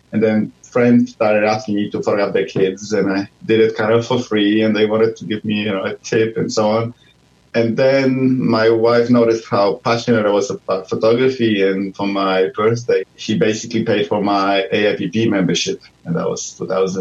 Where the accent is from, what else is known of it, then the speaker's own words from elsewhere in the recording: Poland; moved away as an adult; now in Melbourne, Australia; I'm from Poland. I did my master's degree there in genetics